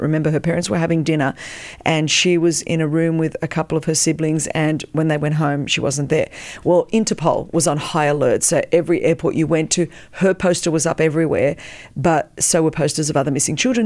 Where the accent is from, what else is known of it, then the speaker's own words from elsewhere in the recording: Australia; first language Greek; English is a second language; moved away as an adult; also born or lived in Melbourne, Australia; now in United States; I was born in Australia, but, um, you know, the daughter of Greek immigrants